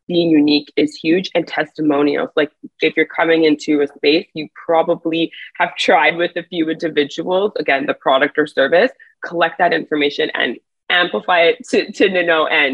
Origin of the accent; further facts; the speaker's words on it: Montreal, Quebec, Canada; also born or lived in Miami / New York; now in Toronto, Canada; So I'm from Montreal originally. Now I'm based in Toronto.